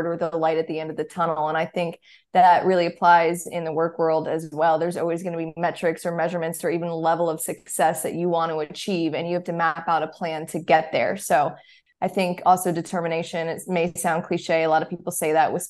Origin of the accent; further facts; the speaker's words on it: Charlotte, North Carolina, United States; growing up in Charlotte, just always going to the Panthers games